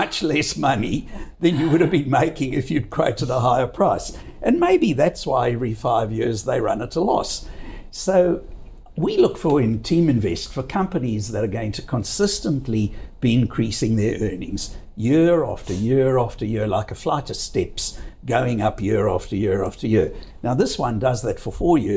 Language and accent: English; South Africa; now in Australia; I come from, as you know from my accent, from a country that used to produce 85% of all the world's gold